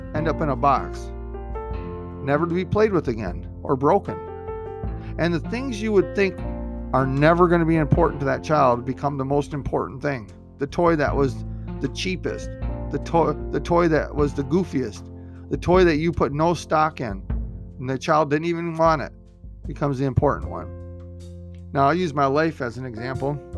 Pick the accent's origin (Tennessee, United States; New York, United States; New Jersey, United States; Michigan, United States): Michigan, United States; Michigan, my home state